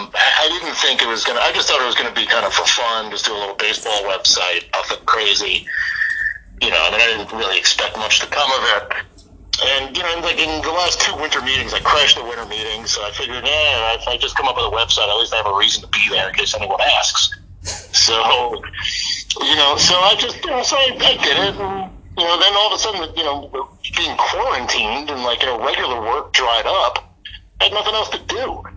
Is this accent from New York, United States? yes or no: no; New Jersey, United States; moved away as an adult; now in Los Angeles, United States; I grew up in Jersey, so I mean, I've only lived out here for about 3 years.